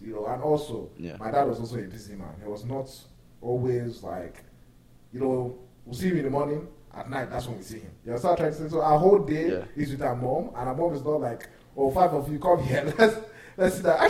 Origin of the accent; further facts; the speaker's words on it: Lagos, Nigeria; now in United States; I grew up in Lagos. I've always been a Lagos kid, 100%.